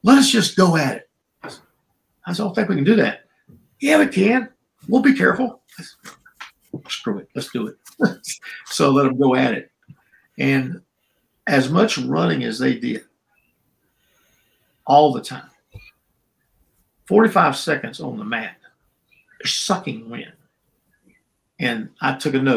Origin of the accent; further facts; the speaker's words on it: Charleston, South Carolina, United States; accent: black brogue; I was raised in Charleston, South Carolina, which is 60% black